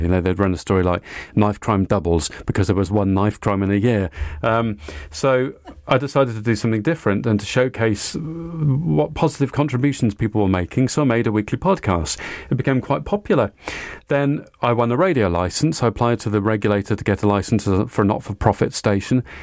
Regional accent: Cardiff, Wales, United Kingdom; I went to school in Cardiff in South Wales. I'm Welsh

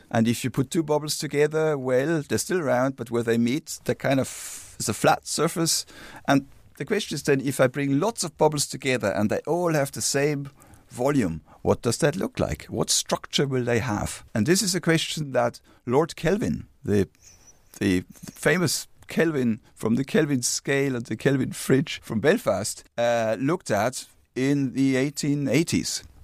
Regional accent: Regensburg, Bavaria, Germany; English is a second language; moved away as an adult; now in Dublin, Ireland; Regensburg, my hometown

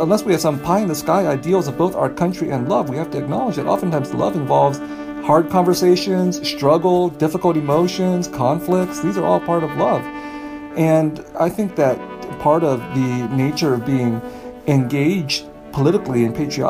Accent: California, United States; I grew up in California

